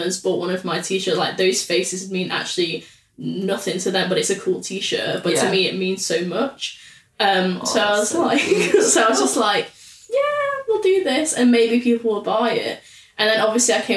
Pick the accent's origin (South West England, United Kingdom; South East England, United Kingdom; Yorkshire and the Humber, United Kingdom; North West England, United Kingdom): North West England, United Kingdom; Salford; I'm from Salford.